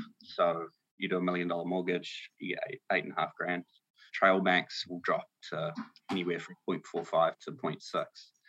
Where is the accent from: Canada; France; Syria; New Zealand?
New Zealand; Nelson; I grew up in New Zealand, Nelson, New Zealand, to be exact. Come from a large family. I'm the youngest of seven